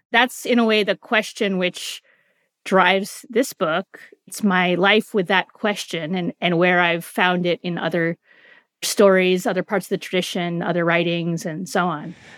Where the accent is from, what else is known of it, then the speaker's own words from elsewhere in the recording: San Francisco, California, United States; I grew up in San Francisco in the nineteen seventies